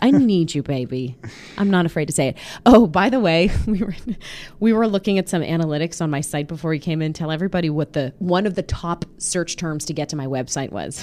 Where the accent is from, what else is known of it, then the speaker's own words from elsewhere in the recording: Pittsburgh, Pennsylvania, United States; moved away; my hometown of Pittsburgh